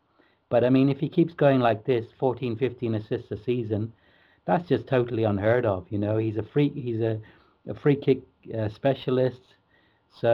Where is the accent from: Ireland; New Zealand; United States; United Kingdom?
United Kingdom; Liverpool, North West England; And that's the type of thing, as a Scouser, as a local lad, you can get too wound up.